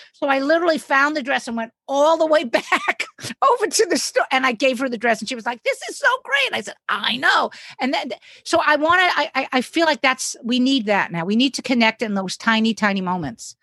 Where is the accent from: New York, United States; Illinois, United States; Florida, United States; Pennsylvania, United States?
New York, United States; New York City; I live in New York City